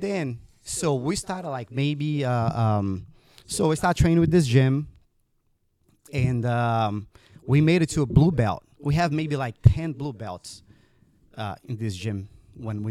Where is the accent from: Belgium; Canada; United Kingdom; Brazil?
Brazil; moved away as an adult; now in United States; I was born in Brazil, grew up there, then decided to move to the United States later on in life.